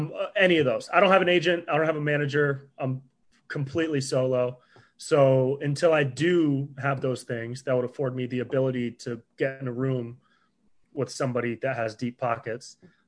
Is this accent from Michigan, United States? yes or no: no; Davis, California, United States; I grew up in Davis up by Sacramento.